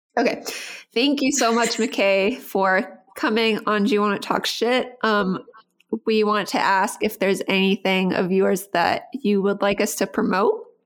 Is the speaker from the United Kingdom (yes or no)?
no; Costa Rica; I grew up in Costa Rica